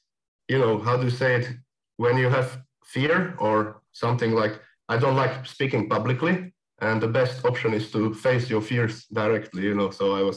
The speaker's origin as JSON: {"language": "English", "town": "Košice", "region": "Košice Region", "country": "Slovakia", "tie": "born or raised there", "also_born_or_lived": "Prague", "moved": "as an adult", "said": "My hometown is called Košice, and it's the second biggest town in Slovakia."}